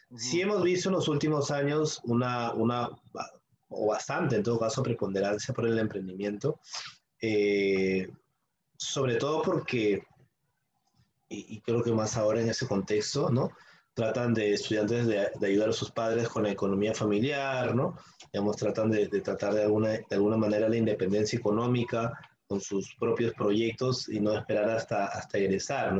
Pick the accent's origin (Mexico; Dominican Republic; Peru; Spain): Peru; como peruanos